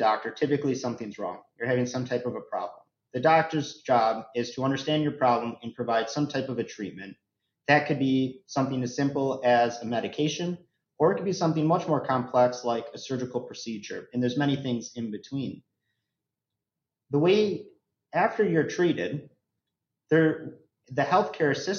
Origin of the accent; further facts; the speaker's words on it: Chicago, Illinois, United States; I'm born and raised in the Chicago area